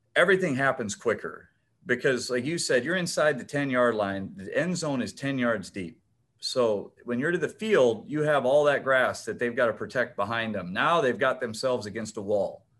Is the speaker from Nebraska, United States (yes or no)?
yes; O'Neill, Nebraska, United States; grew up uh, outside of a small farming town, O'Neill, Nebraska